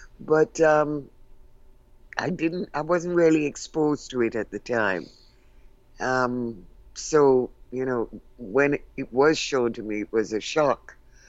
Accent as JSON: {"language": "English", "country": "Jamaica", "tie": "born or raised there", "also_born_or_lived": "United Kingdom", "moved": "as an adult", "said": "Well, I came from Jamaica, where we had been brought up in a tradition that being black was to be second class and inferior."}